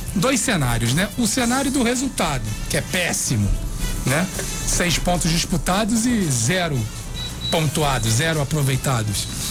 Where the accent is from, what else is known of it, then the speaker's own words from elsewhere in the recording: Rio de Janeiro, Brazil; eu sou oriundo da Ilha do Governador